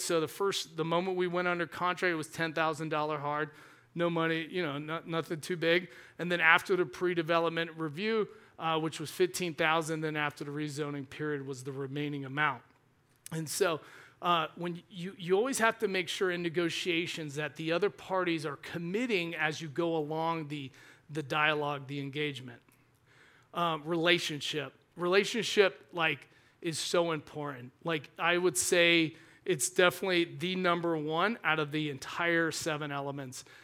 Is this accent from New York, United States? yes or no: no; Georgia, United States; I grew up in Georgia